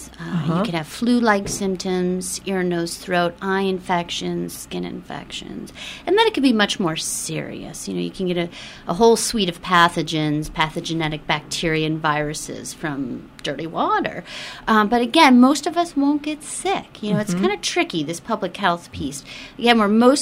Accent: Midwest, United States; moved away; I grew up in the Midwest

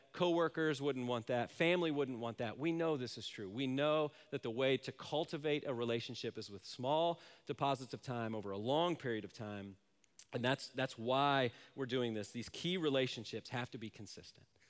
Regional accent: Silver Spring, Maryland, United States; also born or lived in Manassas, Virginia / Washington, D.C.; I grew up in, uh, Silver Spring, Maryland, Manassas, Virginia, Washington, D C area

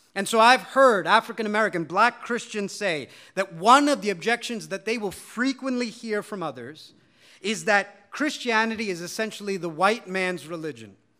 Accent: India; as an Indian

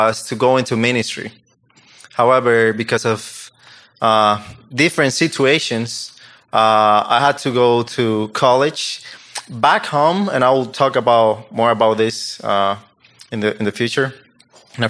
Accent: Dominican Republic; English is a second language; moved away as an adult; I'm from Dominican Republic

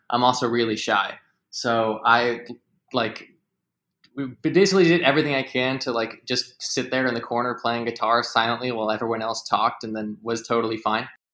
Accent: just outside of Philadelphia, Pennsylvania, United States; I am from just outside of Philadelphia

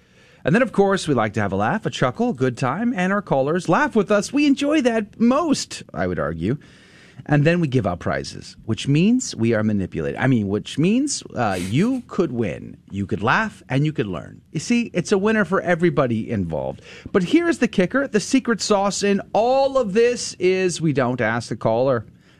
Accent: San Antonio, Texas, United States; San Antonio, Texas is an amazing town, and it's not just because I'm from there

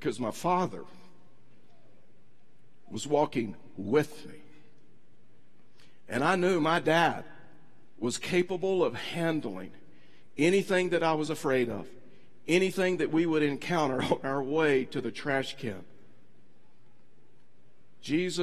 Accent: East Texas, United States; I was raised in East Texas. I'm from Texas.

